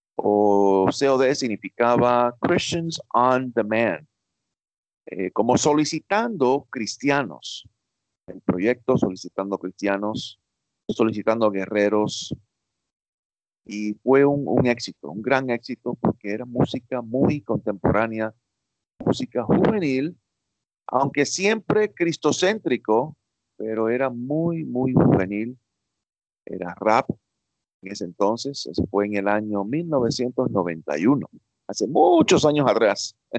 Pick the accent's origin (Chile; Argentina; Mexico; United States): United States; New York; yo nací en Nueva York, criado en Estados Unidos toda mi vida, pero de padres cubanos